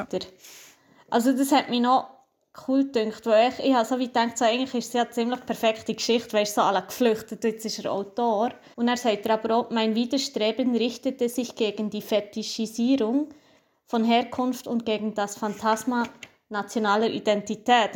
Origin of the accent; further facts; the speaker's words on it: Switzerland; dass ich hier bin geboren, aber halt Migrationshintergrund habe